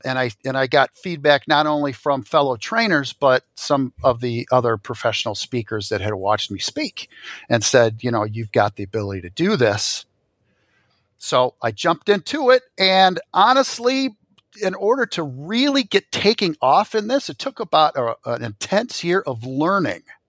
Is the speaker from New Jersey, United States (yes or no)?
no; Royal Oak, Michigan, United States; I grew up, uh, in a northern suburb of Detroit, uh, Royal Oak, Michigan